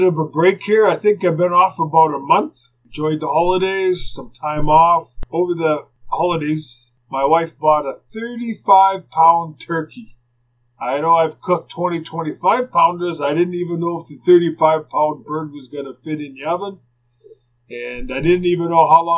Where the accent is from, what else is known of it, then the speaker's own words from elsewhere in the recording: Winnipeg, Manitoba, Canada; when I was growing up in Winnipeg